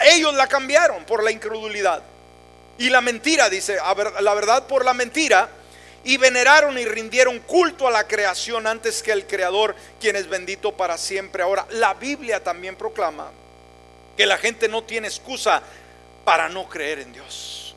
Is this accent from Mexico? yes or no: yes; Mexico; moved away; yo soy mexicano a mucha honra